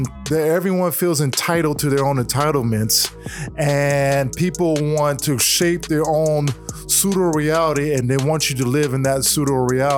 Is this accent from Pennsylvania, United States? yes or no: no; Tacoma, Washington, United States; also born or lived in Oakland, California; I was born in Oakland, raised in Tacoma and Seattle area. So, great Northwest.